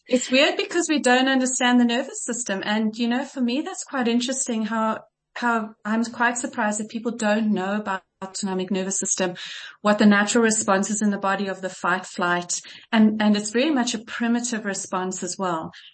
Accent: Kitwe, Copperbelt Province, Zambia; I was born in Zambia in Kitwe

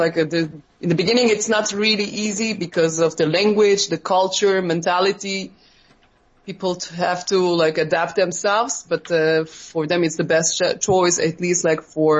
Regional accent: Turkey; moved away as an adult; also born or lived in Stockholm; now in Israel; I grew up in Turkey, and I had been in Israel already more than 10 years. And before that, I did the 1 year Jewish studies in Stockholm. And grew up as a Jew in Turkey is being a part of minority.

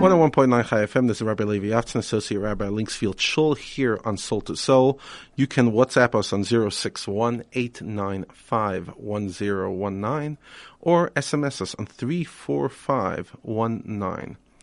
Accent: New York, United States; moved away as an adult; now in South Africa; I spent the first twenty-five years of my life pretty much all of it in the United States, in New York

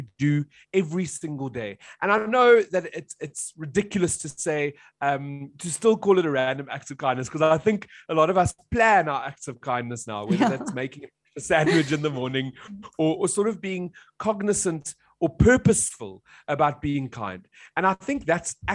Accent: South Africa; as a South African.

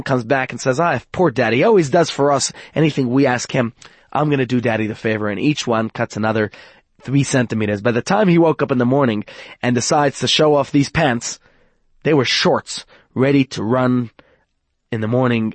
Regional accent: New York, United States; moved away; I come from New York

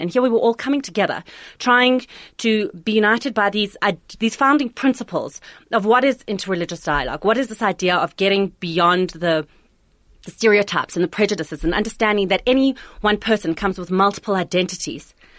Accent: South Africa; I couldn't be prouder to be South African

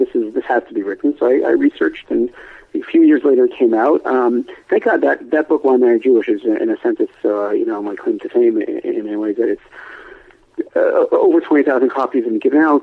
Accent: Montreal, Quebec, Canada; moved away as an adult; now in Ramat Beit Shemesh, Israel; I'm born and raised in Montreal, Canada, and immediately after graduating university, I made Aliyah, moved to Israel, where I've been ever since

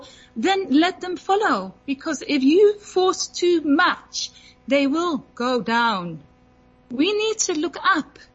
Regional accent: Netherlands; I'm from Holland

